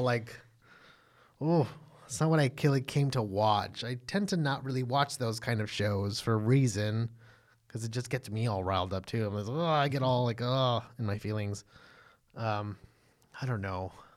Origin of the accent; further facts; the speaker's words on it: Texas, United States; we're from the South or what can be considered the South, we're from Texas